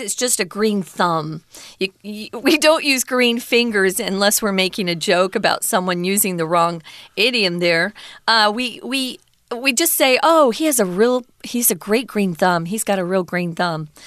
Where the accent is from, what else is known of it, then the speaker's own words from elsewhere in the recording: Mesa, Arizona, United States; my hometown in Mesa